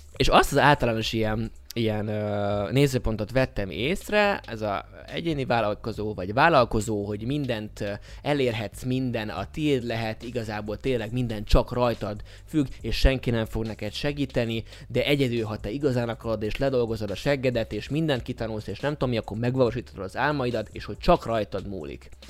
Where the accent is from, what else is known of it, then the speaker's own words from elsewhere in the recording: Budapest, Hungary; a budai oldalon születtem